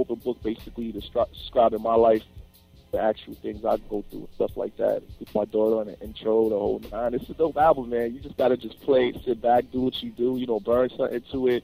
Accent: New York, United States; I'm from New York

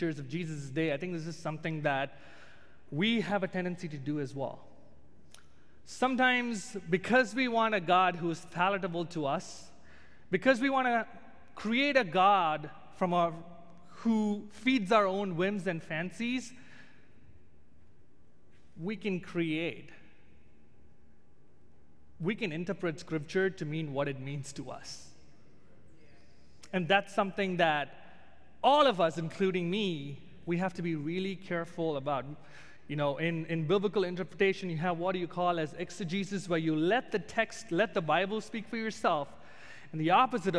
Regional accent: India; moved away as an adult; being an Indian

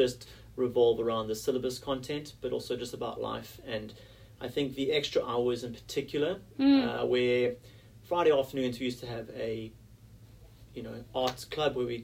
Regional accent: South Africa; moved away as an adult; now in Sydney, Australia; as a South African sportsman

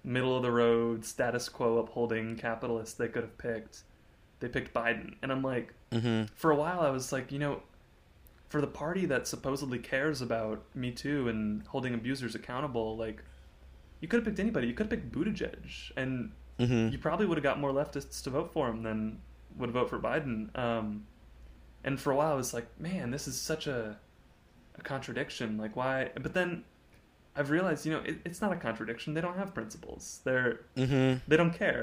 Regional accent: a town near Dallas, Texas, United States; moved away as an adult; now in Austin, United States; it's a town of like 200,000 people, so it's not like a huge thing. We're near Dallas

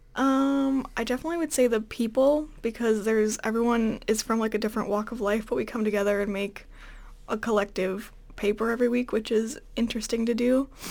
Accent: Villa Park, Illinois, United States; moved away; I'm from Villa Park, Illinois, which is a Chicago suburb twenty miles

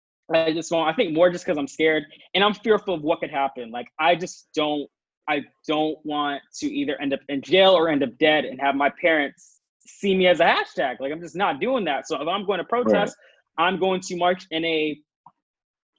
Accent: Modesto, California, United States; my hometown, Modesto, California

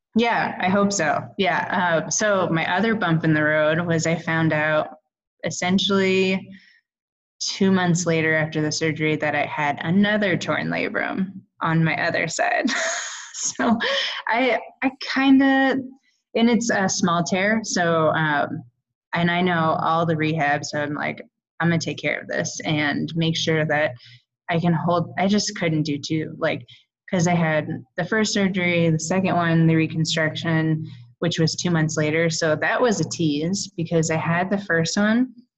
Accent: California, United States; now in Boulder, United States; every summer I'd go home because I'm from California

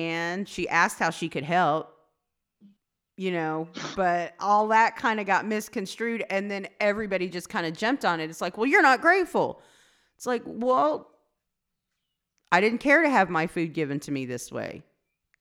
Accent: Anadarko, Oklahoma, United States; born or raised there

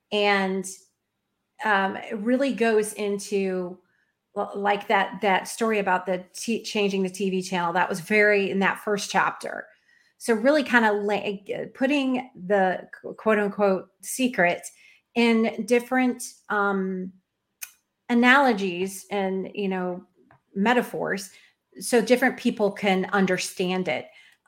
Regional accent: Florida, United States; And I'm from here. I was born in Florida.

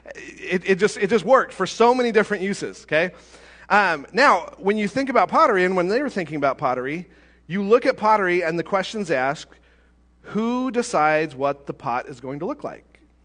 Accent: United States

